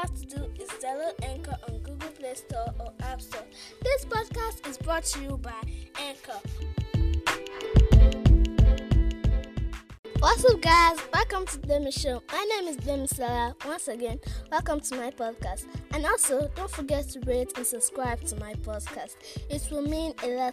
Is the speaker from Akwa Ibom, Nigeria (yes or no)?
no; Oyo, Nigeria; I am from Oyo State